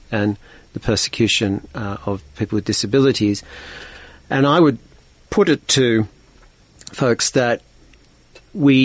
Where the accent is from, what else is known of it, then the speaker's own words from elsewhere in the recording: Australia; as an Australian